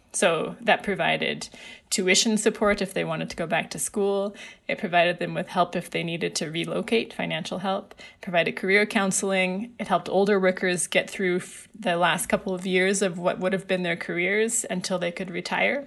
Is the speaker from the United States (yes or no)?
no; Alberta, Canada; I grew up in Alberta